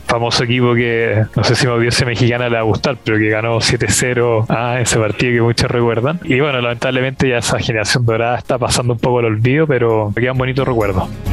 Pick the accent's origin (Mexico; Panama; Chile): Chile; Santiago, Santiago Metropolitan Region; Nacido y criado en Santiago de Chile.